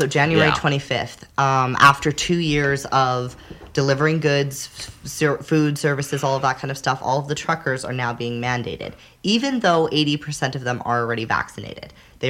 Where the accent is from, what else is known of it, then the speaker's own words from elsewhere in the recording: Canada; growing up in Canada